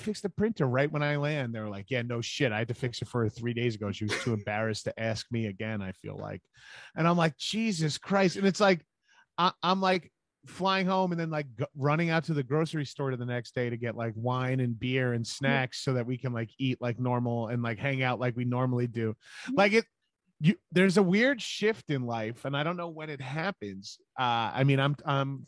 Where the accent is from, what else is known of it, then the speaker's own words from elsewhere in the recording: Long Island, New York, United States; I'm from New York. I'm from Long Island